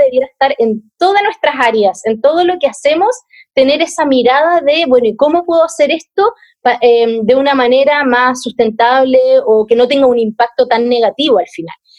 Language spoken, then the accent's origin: Spanish; Viña del Mar, Valparaíso, Chile; moved away as an adult; now in Santiago, Chile; cuando me vine a vivir a Santiago, porque al igual que ustedes soy de Viña